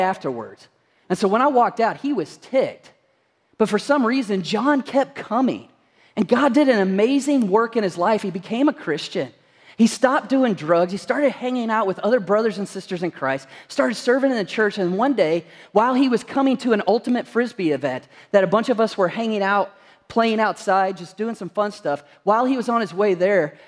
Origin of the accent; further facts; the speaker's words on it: Kentucky, United States; moved away; I'm originally from Kentucky